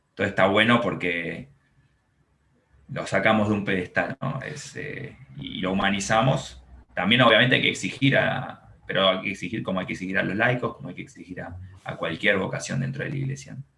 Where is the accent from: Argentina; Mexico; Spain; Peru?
Argentina; Buenos Aires; crecí acá en Buenos Aires, en un barrio eh, muy tranquilo, que se llama Villa Pueyrredón